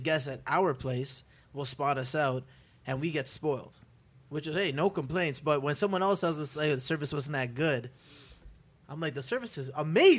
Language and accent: English; Canada; moved away as an adult; now in Los Angeles, United States; I'm from Canada, so I've been here for 5 years